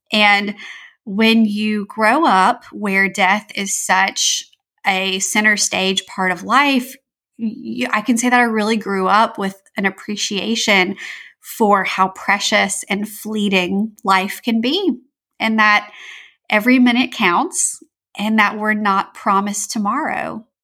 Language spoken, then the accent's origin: English; Louisiana, United States; I'm from Louisiana in the southern United States